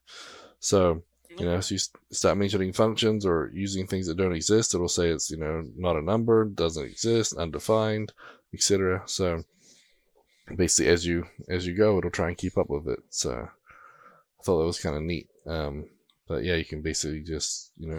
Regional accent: New Zealand; being a Kiwi

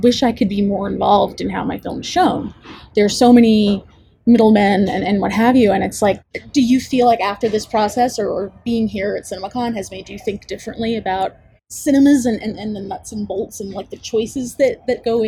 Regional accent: New York, United States; we're all from New York

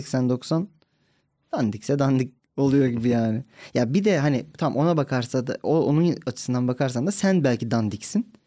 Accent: İzmir, Turkey; moved away; kendi memleketim

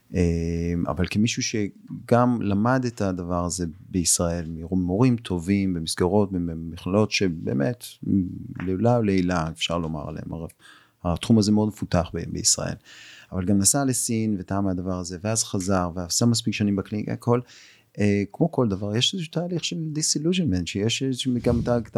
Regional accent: Israel; פה בישראל, אנחנו, את יודעת, אנחנו ישראלים

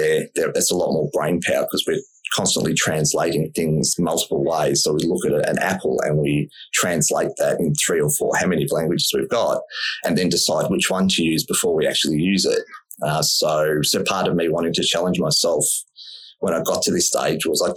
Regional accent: Melbourne, Victoria, Australia; I grew up in Melbourne, which is sort of Australia's sports capital.

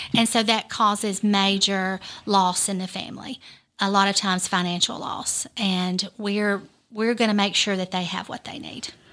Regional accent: United States; I'm born and raised in Lawrence County

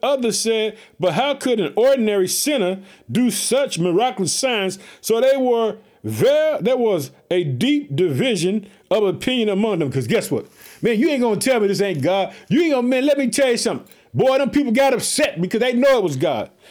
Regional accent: Illinois, United States; In the state of Illinois, which is my home state. I live in Chicago.

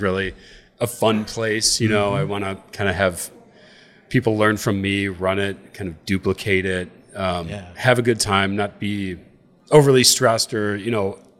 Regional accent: Boston, New York, United States; moved away; From the Buffalo area, from a little town called Boston, New York

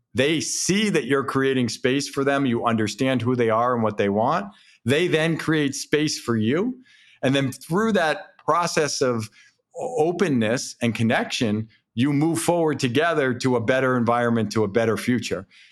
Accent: East Coast, New England, United States; also born or lived in Southern California; now in Boston, United States; I grew up here on the East Coast

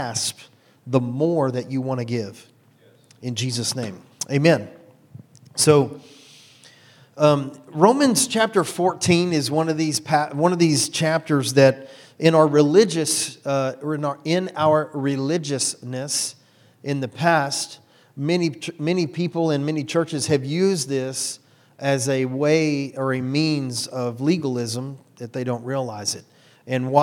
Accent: Houston, Texas, United States; I'm 100% white boy from right here in Houston

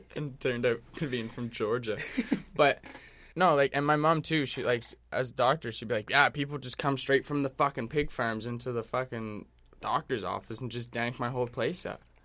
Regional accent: Canada; also born or lived in Vancouver; I'm Canadian

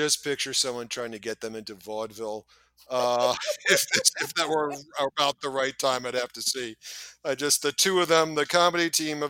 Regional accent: New York, United States; I take pride in being a New Yorker and from a long line of New Yorkers.

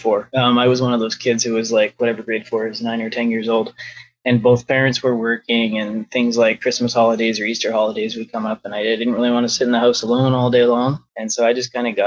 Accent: Calgary, Alberta, Canada; I was born in Calgary, one of the few

